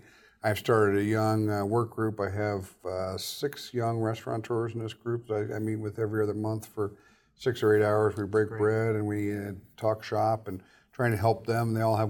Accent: Columbus, Ohio, United States; Yeah, I'm from Columbus, Ohio.

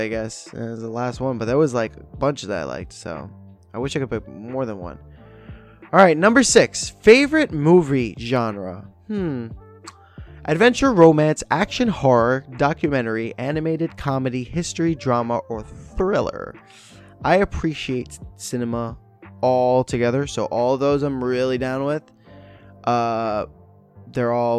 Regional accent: United States; me being American

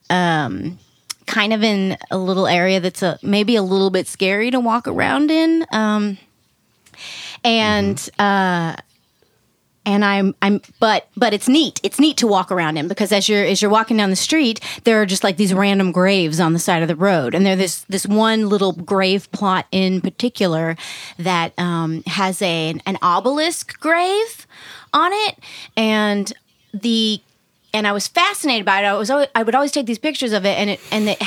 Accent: Virginia, United States; now in New York, United States; it is the Tidewater Peninsula. Is where cool is where I'm sort of from. At this point, I'm more from New York, but but yeah.

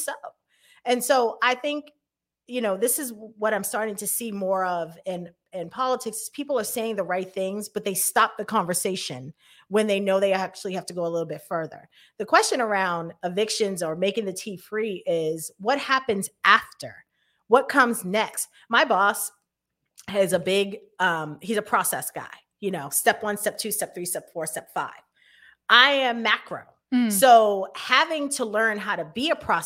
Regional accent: Boston, Massachusetts, United States; I grew up in Hyde Park. I grew up right on Ready Avenue.

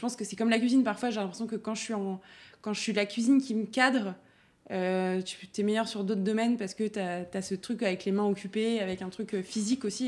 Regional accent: Auxerre, Bourgogne-Franche-Comté, France; also born or lived in Dijon; now in Paris, France; Je suis née à Dijon et j'ai vécu jusqu'à mes 6 ans à côté de Dijon dans un petit village. Euh, et, après, je suis, on est venu à Auxerre avec mes parents

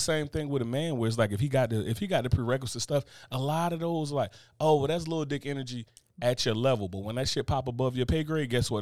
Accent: United States; I come from the tri-state area

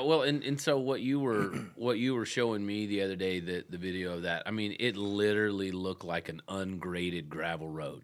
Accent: Texas, United States; moved away; I grew up in Texas

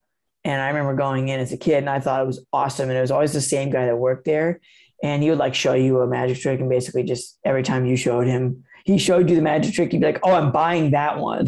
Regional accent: Asheville, North Carolina, United States; in my hometown of Asheville, North Carolina

